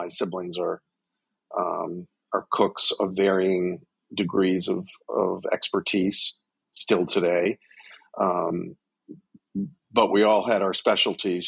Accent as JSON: {"language": "English", "area": "south of Boston", "region": "Massachusetts", "country": "United States", "tie": "born or raised there", "moved": "yes", "lives_now": "Washington, D.C., United States", "said": "I was born in Boston and grew up south of Boston in a coastal town"}